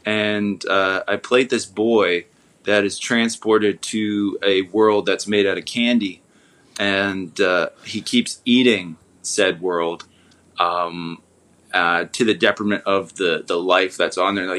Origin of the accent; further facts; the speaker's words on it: Toronto, Ontario, Canada; I was born in Toronto, Ontario, which is also in Canada.